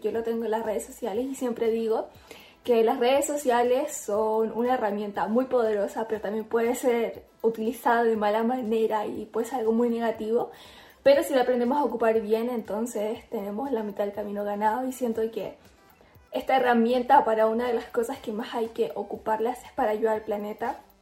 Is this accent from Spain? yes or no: no; Chile; soy influencer chilena